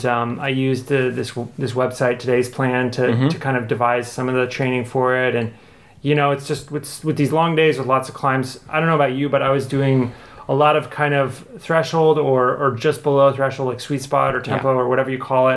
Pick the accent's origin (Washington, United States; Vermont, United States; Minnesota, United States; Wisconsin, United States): Vermont, United States; I grew up in Vermont